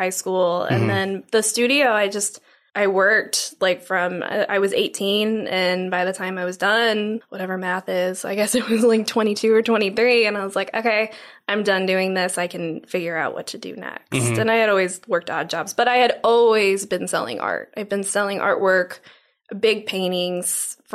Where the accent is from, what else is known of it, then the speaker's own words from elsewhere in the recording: St. Louis, Missouri, United States; now in Tomball, United States; I'm from St. Louis originally